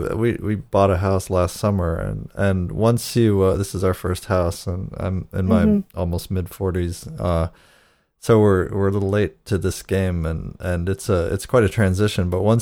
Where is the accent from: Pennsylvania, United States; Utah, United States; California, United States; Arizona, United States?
Pennsylvania, United States; Erie; I grew up in Erie, Pennsylvania, which gets snow like Buffalo.